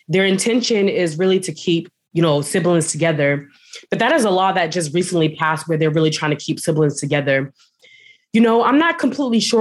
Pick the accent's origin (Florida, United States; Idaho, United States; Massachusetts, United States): Massachusetts, United States; Boston; I am from Boston, Massachusetts, the East Coast.